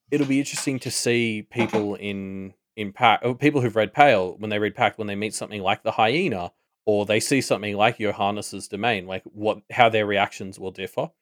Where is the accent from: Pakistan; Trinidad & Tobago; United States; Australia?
Australia; we are Australian